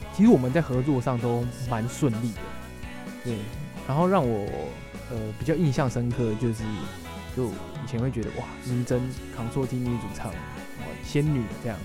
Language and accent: Chinese; Hsinchu, Taiwan; moved away as an adult; also born or lived in Tainan; 我是新竹人